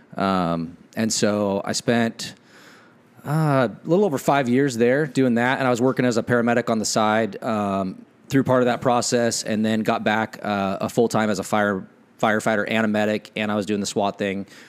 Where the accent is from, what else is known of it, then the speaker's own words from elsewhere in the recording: Ephrata, Washington, United States; grew up in, uh, uh, the big city of Ephrata, Washington, which is like seven thousand people.